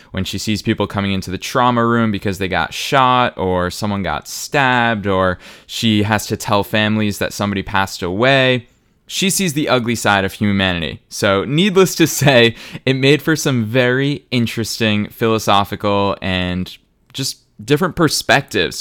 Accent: Boston, Massachusetts, United States; moved away as an adult; now in Los Angeles, United States; I was raised in Boston. I spent the vast majority, almost the entirety of my life in Boston.

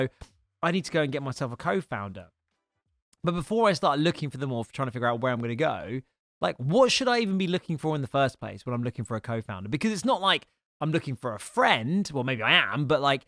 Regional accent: United Kingdom; we're both British

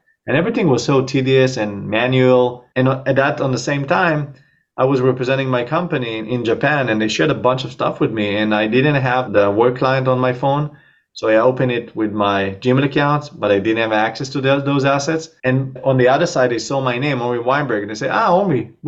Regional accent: Israel; accent: Israeli; moved away as an adult; also born or lived in New York, United States; now in Miami area, United States; I'm Israeli. But I moved here to the States 9 years ago.

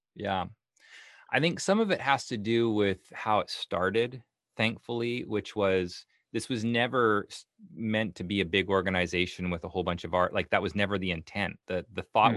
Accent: Canada; moved away as an adult; now in Portland, United States; I'm from Canada originally. I moved down oh. to Portland

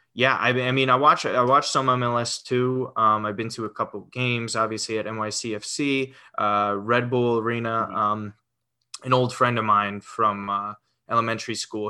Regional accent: Westchester, New York, United States; been in New York, Westchester, New York, my whole life. Um, so even even during college as well. So all 26 years, I have been in uh, Westchester, New York.

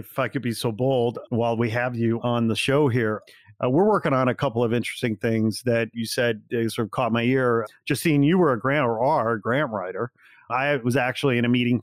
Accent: Midwest, United States; kids like me growing up in the Midwest, like I did

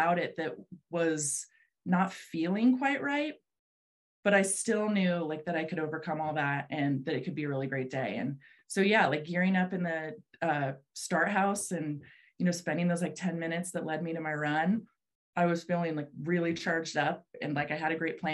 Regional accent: South Lake Tahoe, California, United States; moved away as an adult; now in Sun Valley, United States; I grew up in Lake Tahoe skiing at Heavenly

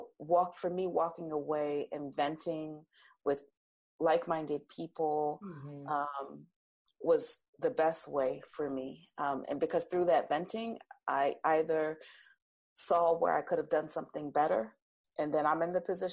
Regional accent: New Jersey, United States; My accent changes. I'm from South Jersey. I'm very Jersey, you know

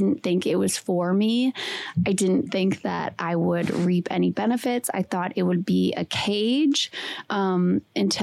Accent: Wisconsin, United States; I'm from Wisconsin. I went to school in Green Bay

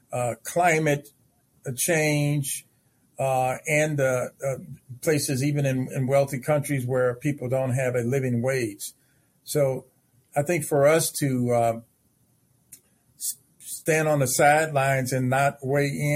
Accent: Chicago, Illinois, United States; now in Indiana, United States; my own pastor when growing up in Chicago

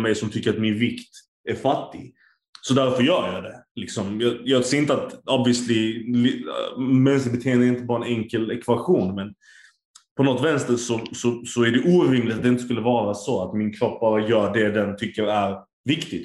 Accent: Turkey; jag är turk

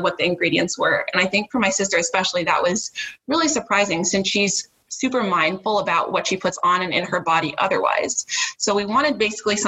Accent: Ohio, United States; moved away as an adult; also born or lived in New Hampshire; So we are both from Ohio, grew up there, but born to a Jamaican immigrant mother

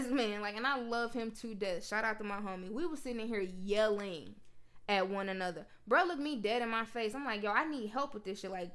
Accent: Memphis, Tennessee, United States; we went to Tennessee State, but I'm from Memphis

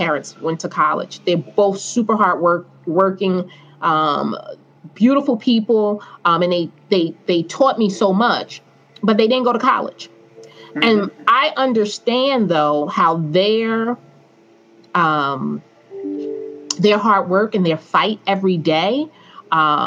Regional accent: Newark, New Jersey, United States; I was fortunate and blessed enough that I grew up in Newark in the 80s

